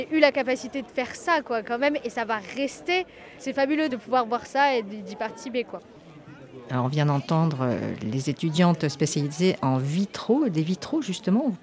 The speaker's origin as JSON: {"language": "French", "country": "Chile", "said": "Nous sommes 12 amis qui nous eh, connaissons depuis 40 ans. On vient du Chili pour une semaine en France."}